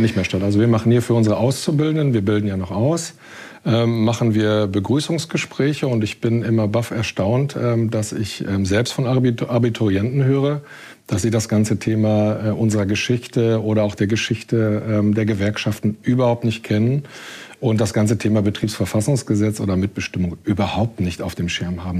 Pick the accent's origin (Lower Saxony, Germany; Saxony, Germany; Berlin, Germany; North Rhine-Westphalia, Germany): North Rhine-Westphalia, Germany; Ruhr area; moved away as an adult; now in Hamburg, Germany; Also ich bin ähm, im Ruhrgebiet geboren. Ich bin ähm, groß geworden im Ruhrgebiet